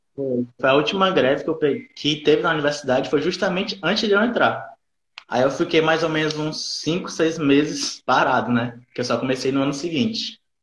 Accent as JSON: {"language": "Portuguese", "town": "Fortaleza", "region": "Ceará", "country": "Brazil", "tie": "born or raised there", "said": "sou aqui natural de Fortaleza, Ceará"}